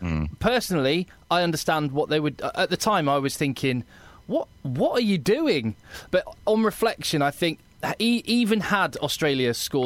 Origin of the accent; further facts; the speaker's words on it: England, United Kingdom; what's really exciting for me as an Englishman